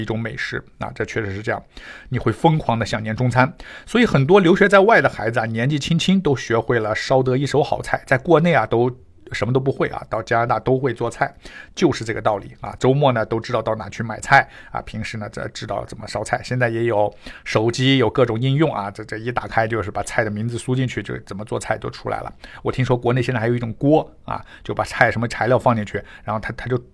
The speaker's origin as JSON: {"language": "Chinese", "country": "China", "moved": "yes", "lives_now": "Canada", "said": "所以我们中国人很不习惯他的饮食"}